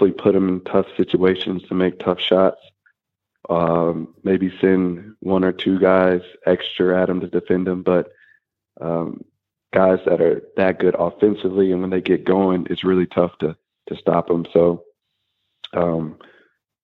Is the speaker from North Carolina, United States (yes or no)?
yes; Winston-Salem, North Carolina, United States; it was one of the main reasons I went to Wake Forest, was because it was my hometown